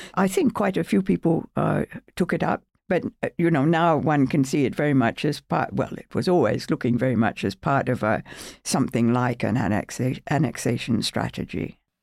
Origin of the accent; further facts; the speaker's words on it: Melbourne, Victoria, Australia; moved away as an adult; also born or lived in United Kingdom / United States; I'm a professor at, at, at, at Australian Catholic University in Melbourne, my hometown